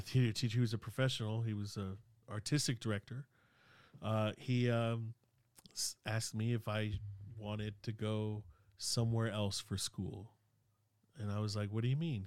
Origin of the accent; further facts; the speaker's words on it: Sacramento, California, United States; English is a second language; growing up in South Sac